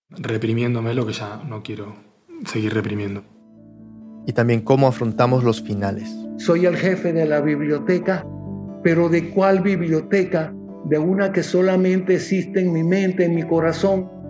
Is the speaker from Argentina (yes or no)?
yes; Buenos Aires, Argentina; Soy argentino, de Buenos Aires.